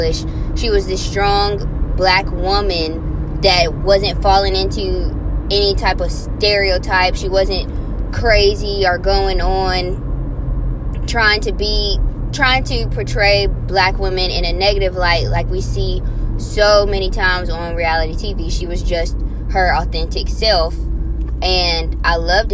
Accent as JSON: {"language": "English", "region": "Louisiana", "country": "United States", "said": "I'm from Louisiana"}